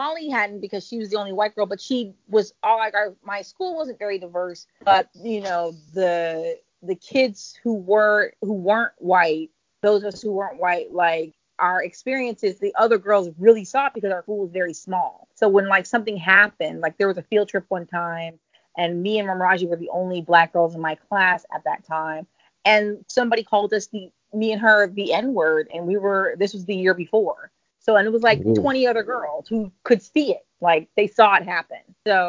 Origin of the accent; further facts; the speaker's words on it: San Francisco, California, United States; I grew up in San Francisco, so it's just a liberal enough city